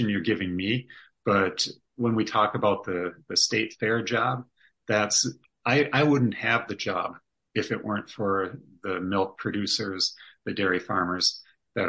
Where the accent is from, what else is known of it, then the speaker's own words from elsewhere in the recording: Minnesota, United States; we're from Minnesota